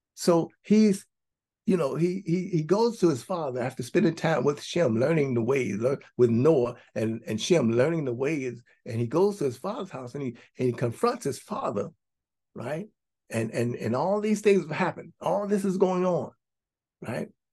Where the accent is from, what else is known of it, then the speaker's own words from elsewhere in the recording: United States; we grew up for us in the United States of America. We grew up here